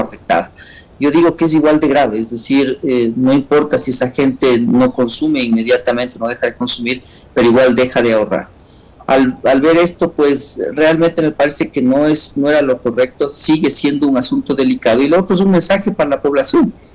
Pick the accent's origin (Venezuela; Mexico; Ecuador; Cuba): Ecuador